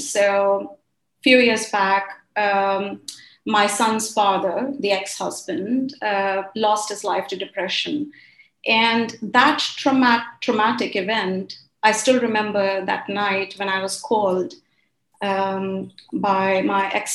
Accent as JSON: {"language": "English", "country": "India", "tie": "born or raised there", "also_born_or_lived": "Kuwait / Middle East", "moved": "as an adult", "said": "I was born in Kuwait. Then we moved to India during the war."}